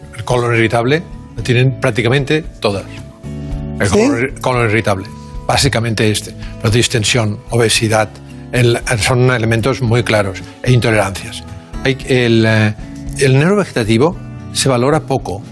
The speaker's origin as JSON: {"language": "Spanish", "town": "Barcelona", "region": "Catalonia", "country": "Spain", "tie": "born or raised there", "said": "nacimos en, nacimos en Barcelona. Bueno, mi padre en Tarrasa y yo en Barcelona."}